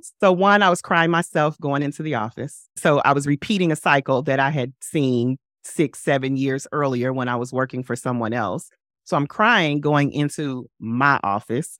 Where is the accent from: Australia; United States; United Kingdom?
United States; St. Louis, Missouri; moved away as an adult; now in New York, United States; I relocated from my hometown, from Saint Louis to New York in twenty twenty-one